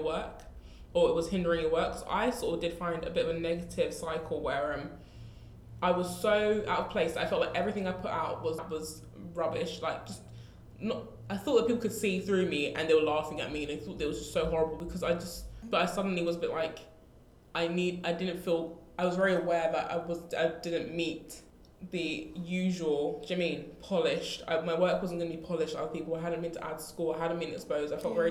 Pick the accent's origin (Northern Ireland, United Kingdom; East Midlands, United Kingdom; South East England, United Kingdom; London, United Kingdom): London, United Kingdom; we're from Southeast London.